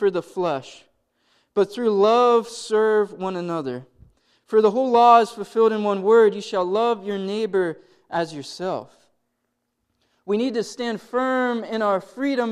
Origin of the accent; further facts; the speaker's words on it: Blair County, Pennsylvania, United States; now in Johnstown, United States; I didn't grow up in Johnstown. I grew up in Blair County